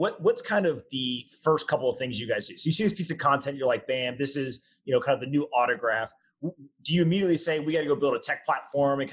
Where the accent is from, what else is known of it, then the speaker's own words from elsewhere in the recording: Raleigh, North Carolina, United States; I grew up in North Carolina in Raleigh